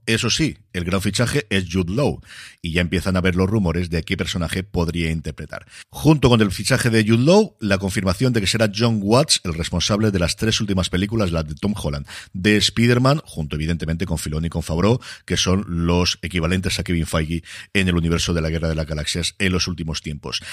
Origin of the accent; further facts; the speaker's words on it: Elche, Valencian Community, Spain; me tengo que quedar por aquí mi tierra